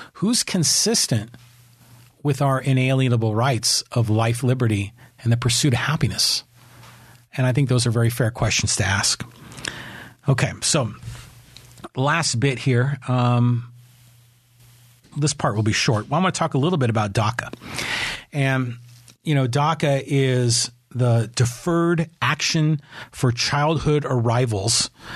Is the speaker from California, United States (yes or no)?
yes; Burlingame, California, United States; also born or lived in San Francisco; I was raised in Burlingame, which is right next to San Mateo.